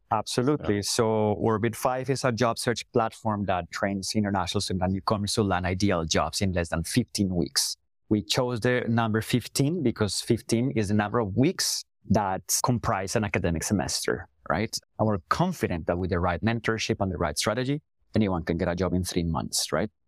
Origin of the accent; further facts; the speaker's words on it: Colombia; first language Spanish; English is a second language; moved away as an adult; also born or lived in England; now in Toronto, Canada; I'm Colombian born and raised